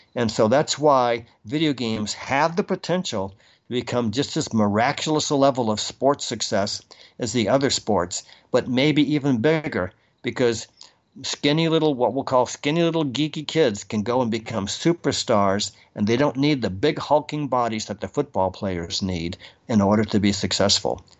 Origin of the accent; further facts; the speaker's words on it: Boston, Massachusetts, United States; I'm from Boston